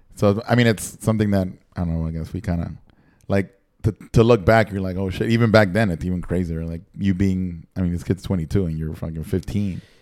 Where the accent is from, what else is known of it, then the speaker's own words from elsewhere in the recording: Nicaragua; moved away; growing up in Nicaragua and like watching MTV and watching everything